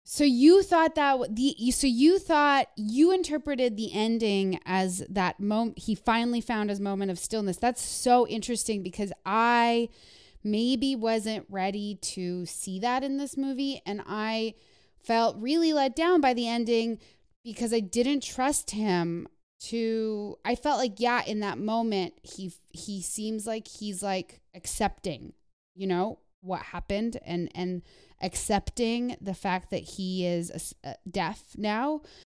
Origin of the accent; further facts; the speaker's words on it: Canada; moved away; growing up in Canada